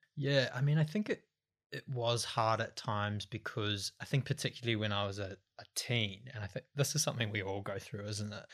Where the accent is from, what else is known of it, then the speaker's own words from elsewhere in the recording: Waiuku, Auckland, New Zealand; moved away; I'm from the North Island, a couple of hours out of Auckland